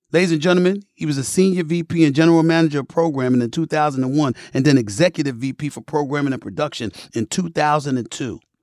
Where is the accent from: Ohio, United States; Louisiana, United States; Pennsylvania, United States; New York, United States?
New York, United States; New York City; I grew up in Hollis, Queens, New York City